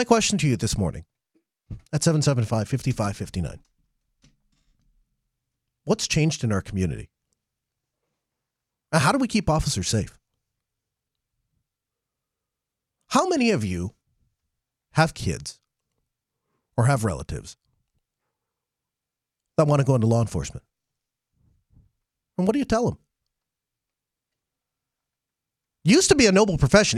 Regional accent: Grand Forks, North Dakota, United States; I was born here in Grand Forks

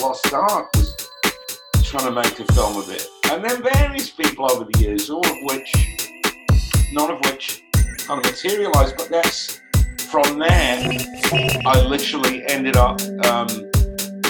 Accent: Manchester, North West England, United Kingdom; I'm from Manchester, which is much more industrial and blue collar

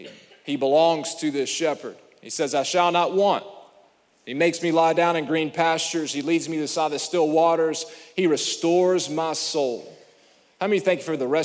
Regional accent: Alabama, United States; I'm from Alabama

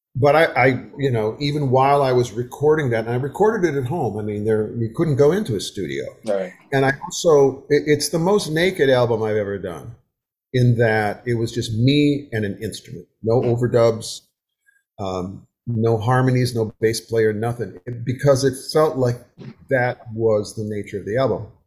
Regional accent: Wisconsin, United States; moved away as an adult; now in the South, United States; I have lived in the South for 50 years. I was raised in Wisconsin

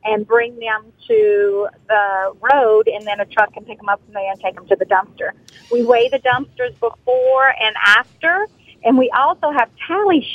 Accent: Thibodaux, Louisiana, United States; moved away as an adult; also born or lived in Alabama; I was born and raised in Thibodaux

